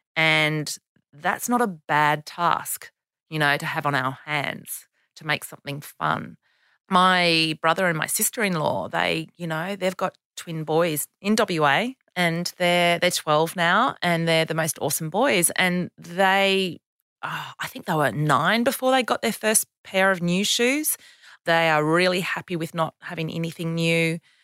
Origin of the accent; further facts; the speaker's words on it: Canberra, Australian Capital Territory, Australia; Canberra, my hometown